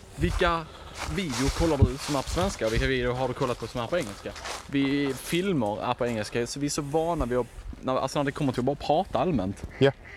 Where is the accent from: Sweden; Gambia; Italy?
Sweden; vi är svenskar och vi pratar svenska varje dag